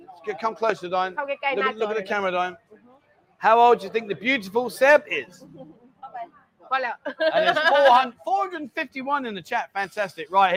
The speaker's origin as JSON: {"language": "English", "region": "London", "country": "United Kingdom", "moved": "yes", "lives_now": "Pattaya, Thailand", "said": "I'm from London"}